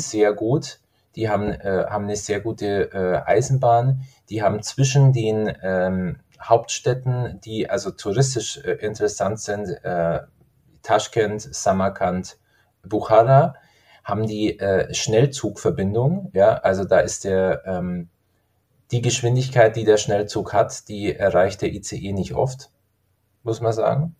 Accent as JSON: {"language": "German", "town": "Garmisch-Partenkirchen", "region": "Bavaria", "country": "Germany", "said": "also ich komme aus Garmisch-Partenkirchen"}